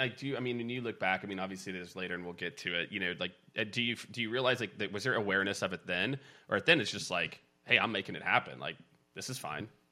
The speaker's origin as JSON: {"language": "English", "town": "Kansas City", "country": "United States", "tie": "born or raised there", "said": "I grew up in Kansas City"}